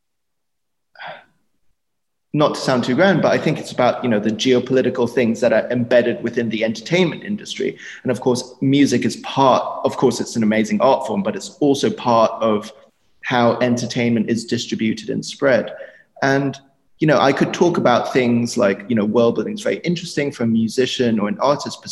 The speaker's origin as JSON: {"language": "English", "country": "Germany", "tie": "born or raised there", "said": "I was born in Germany"}